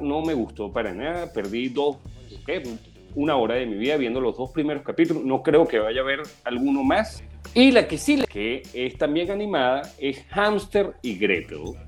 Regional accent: Venezuela; como venezolano

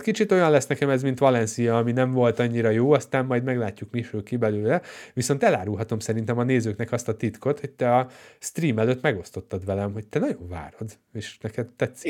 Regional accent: Hungary; magyar vagyok

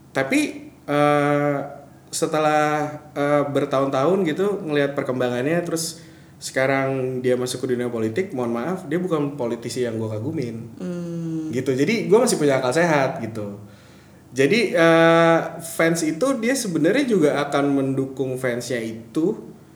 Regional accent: Medan, North Sumatra, Indonesia; moved away as an adult; now in Jakarta, Indonesia; gue, orang Batak

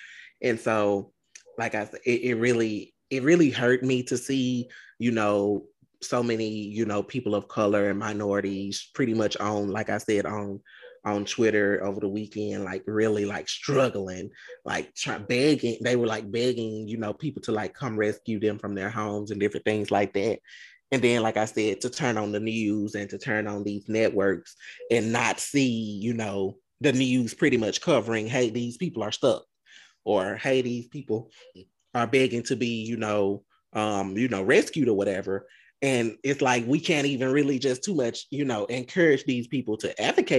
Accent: Browning, United States; but I grew up in Browning and it was hot in Browning growing up.

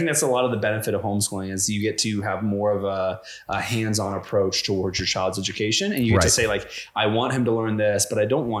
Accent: Indiana, United States; I grew up, my best friend growing up in Indiana was homeschooled

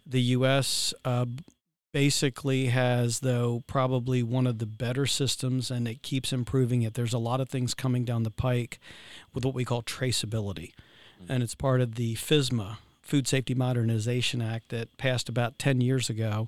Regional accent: Virginia, United States; I'm from Virginia

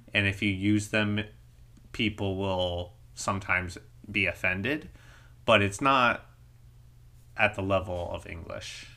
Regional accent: United States; as an American

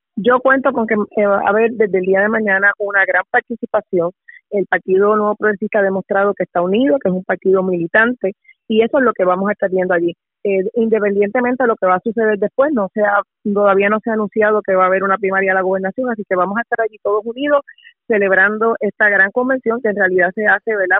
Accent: Carolina, Puerto Rico; Yo soy residente de Carolina

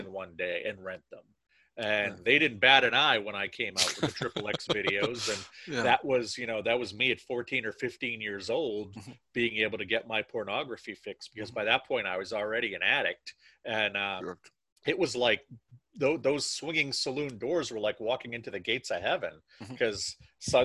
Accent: Maine, United States; I'm from Maine, and I'm from a very, I'm from a part of Maine that was settled by a lot of French Canadians.

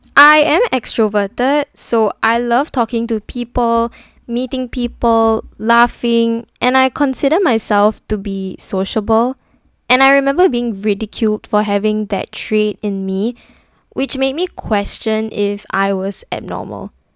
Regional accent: Singapore; I'm from Singapore

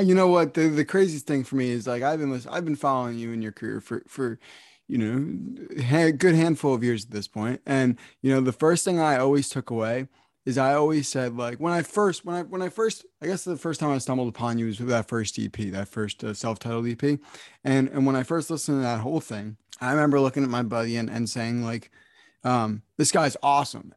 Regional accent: New Jersey, United States; I'm from New Jersey

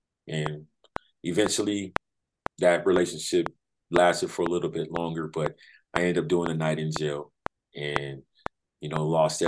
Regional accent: San Diego, California, United States; also born or lived in Florida; I was born in Florida, but raised in San Diego, California.

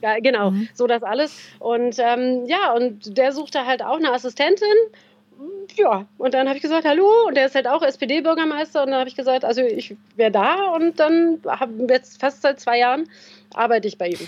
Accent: Berlin, Germany; moved away as an adult; now in Bavaria, Germany; mit 45 als äh, gebürtige Berlinerin meiner Heimat äh, entwurzelt worden

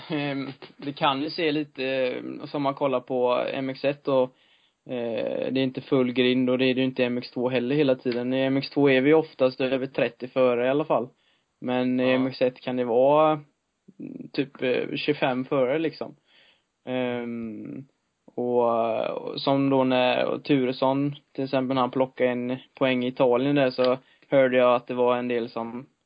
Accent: Sweden; det är svårt att eh, som svensk komma och, komma och slå dem då.

